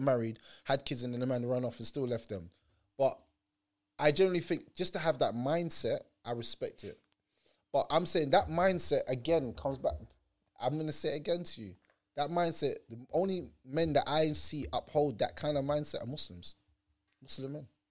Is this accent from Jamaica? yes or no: yes; Jamaica; now in London, United Kingdom; I'm Jamaican